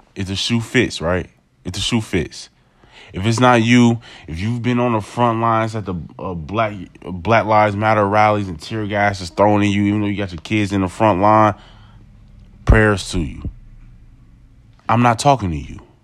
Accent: United States; I'm an American

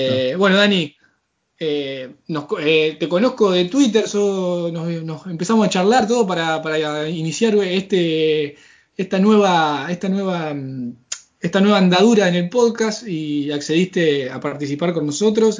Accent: Argentina; yo ya saben que soy argentino

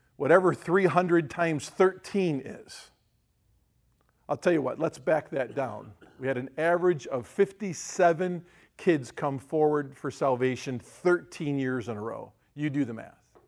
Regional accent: United States; we grew up in Amish town

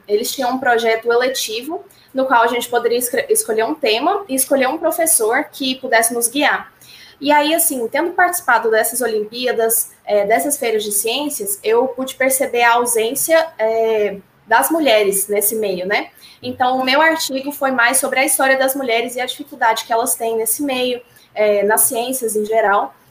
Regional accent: Goiânia, Goiás, Brazil; sou de Goiânia

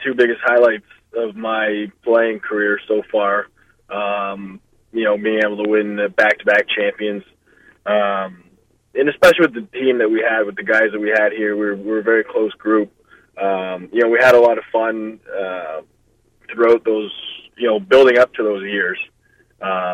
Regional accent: Brantford, Ontario, Canada; also born or lived in Windsor, Ontario; I played AAA growing up in Brantford

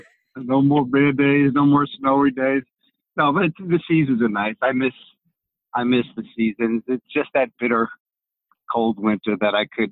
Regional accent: New York City, New York, United States; Okay, well … I was born and raised in New York City. I am from Greek descent.

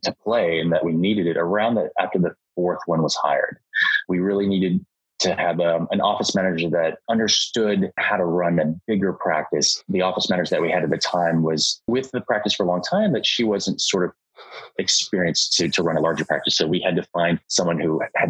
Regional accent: Dallas, Texas, United States; I'm from Dallas. I was born and raised in Dallas

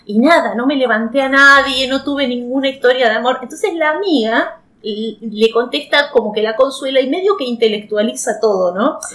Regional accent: Viedma, Río Negro, Argentina; de acá, de, de, de, mi, de mi pueblo

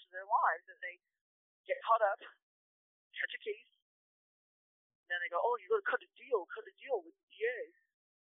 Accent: Orange County, California, United States; I'm from Orange County, which is actually an expensive area

